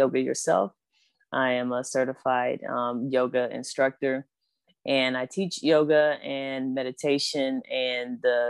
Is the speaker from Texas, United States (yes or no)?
no; Flint, Michigan, United States; I'm also a fellow Michigander. I'm from Flint, Michigan